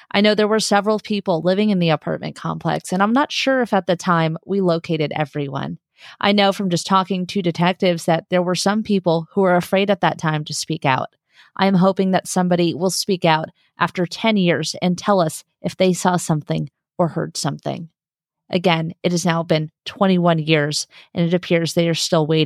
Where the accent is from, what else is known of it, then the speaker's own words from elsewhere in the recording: California, United States; Growing up in SoCal, I remember it all playing out.